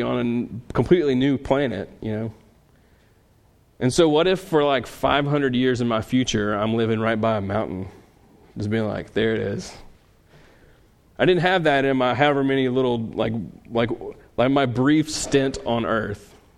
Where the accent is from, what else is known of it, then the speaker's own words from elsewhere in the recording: Louisiana, United States; I'm from Louisiana